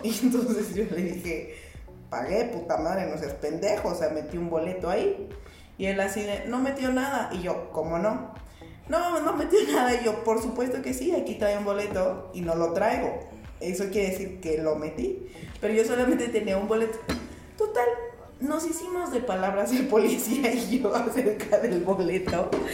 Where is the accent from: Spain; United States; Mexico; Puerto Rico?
Mexico; mis derechos como ciudadana mexicana